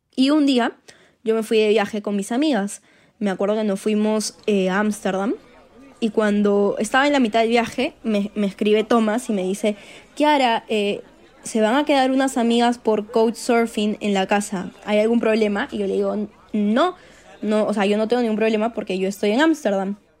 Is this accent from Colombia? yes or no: no; Peru; soy peruana y soy ingeniera industrial de la Universidad Católica